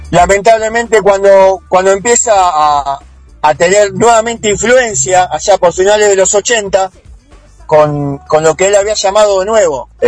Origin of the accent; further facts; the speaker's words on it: Mar del Plata, Buenos Aires Province, Argentina; yo soy de la Juanita, estamos casi pegados.